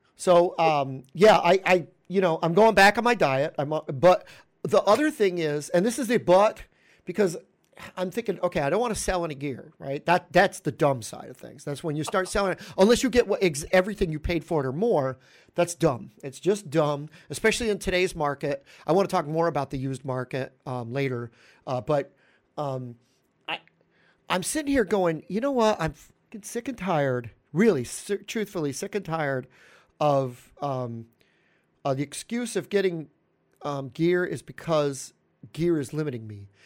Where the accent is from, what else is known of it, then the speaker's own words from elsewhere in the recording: New York, United States; I'm a New Yorker